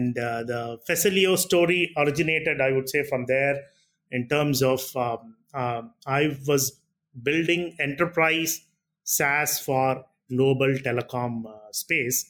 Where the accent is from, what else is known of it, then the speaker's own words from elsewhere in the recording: Chennai, Tamil Nadu, India; I'm born and brought up in Chennai.